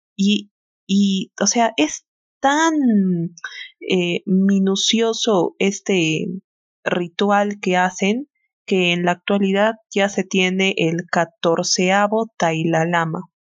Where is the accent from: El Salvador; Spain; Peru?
Peru; nosotros somos de Perú